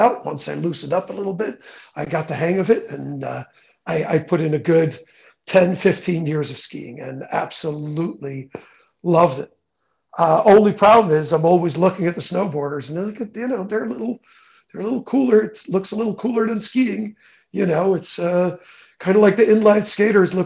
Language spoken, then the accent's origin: English; Netherlands; moved away; I grew up in the Netherlands, which is flat as a pancake.